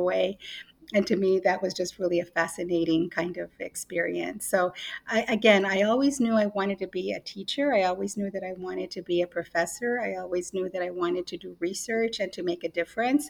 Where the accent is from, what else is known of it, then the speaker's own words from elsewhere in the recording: Nogales, Arizona, United States; I grew up on the U.S.-Mexico border. I grew up in Nogales. And when I was growing up, Nogales, Arizona